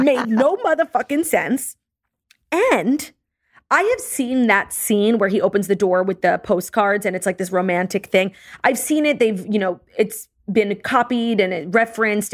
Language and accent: English; New York, United States; I grew up in New York, and it's called the Ashtray